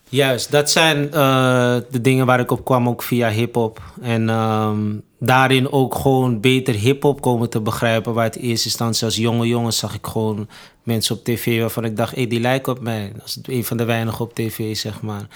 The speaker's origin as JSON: {"language": "Dutch", "town": "Amsterdam", "region": "North Holland", "country": "Netherlands", "tie": "born or raised there", "also_born_or_lived": "Suriname (parents)", "said": "ben opgegroeid in Amsterdam Zuidoost"}